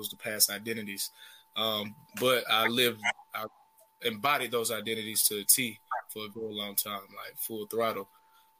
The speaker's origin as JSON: {"language": "English", "town": "Smyrna", "region": "Georgia", "country": "United States", "also_born_or_lived": "China", "said": "I'm from Smyrna specifically"}